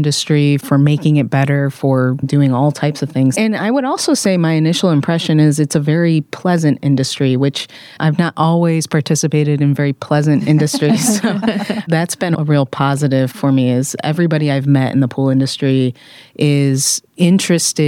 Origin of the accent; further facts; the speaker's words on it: Michigan, United States; moved away as an adult; also born or lived in Detroit, Michigan / Atlanta, Georgia; now in California, United States; we're both from a very small town in Michigan. So I'm a Midwesterner by upbringing